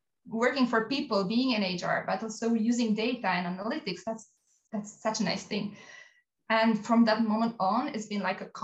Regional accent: Albania; moved away as an adult; I grew up in Albania and I did my bachelor studies there

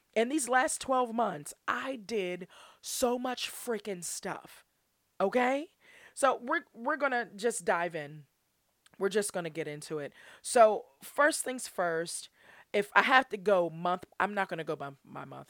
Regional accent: Pittsburgh, Pennsylvania, United States; I'm from Pittsburgh.

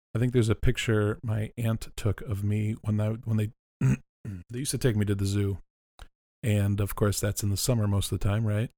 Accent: California, United States; We're from California

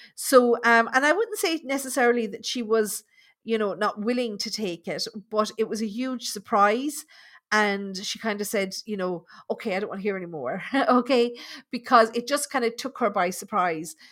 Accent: Thurles, Munster, Ireland; moved away; also born or lived in London; I grew up in Thurles in Tipperary

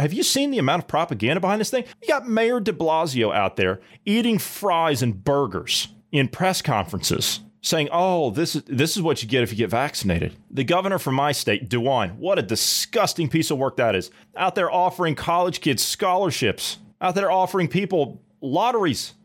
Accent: United States; As an American citizen, as an American taxpayer, as an American voter

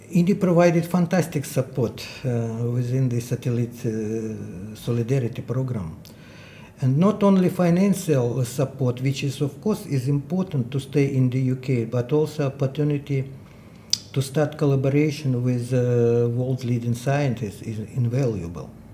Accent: Dnipro, Dnipropetrovsk Oblast, Ukraine; English is a second language; moved away as an adult; I was in my hometown, Dnipro, eastern central part of Ukraine.

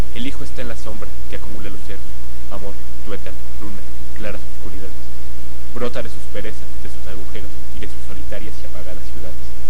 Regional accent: Mexico; Como mexicano

